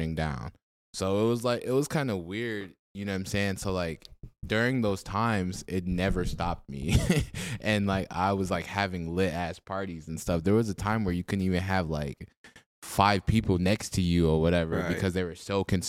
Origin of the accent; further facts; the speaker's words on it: Minneapolis, Minnesota, United States; I grew up on like the 39th and 13th area, so I guess Bancroft area